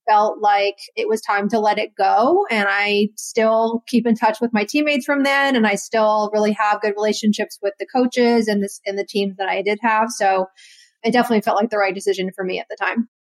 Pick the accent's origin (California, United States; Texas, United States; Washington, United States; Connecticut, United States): Connecticut, United States; I was from Connecticut